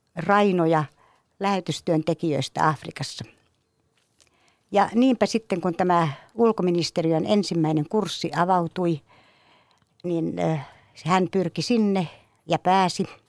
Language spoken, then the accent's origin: Finnish; Imatra, South Karelia, Finland; Kaikki alkoi kotikylässäni Imatralta